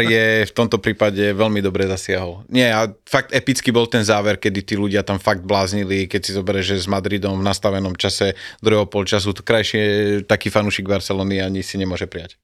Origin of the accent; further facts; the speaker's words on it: Banská Bystrica, Banská Bystrica Region, Slovakia; som z Bystrice